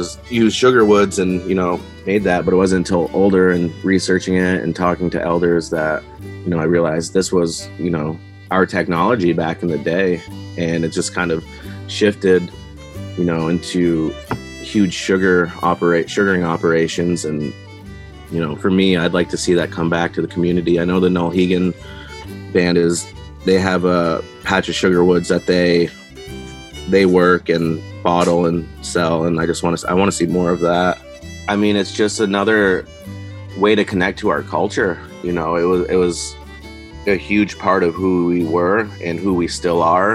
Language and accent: English; Richford, Vermont, United States; I grew up in Richford, Vermont